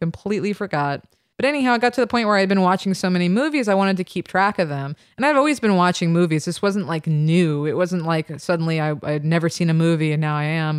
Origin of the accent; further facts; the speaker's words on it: New York, United States; also born or lived in London / Ann Arbor, Michigan; I'm from New York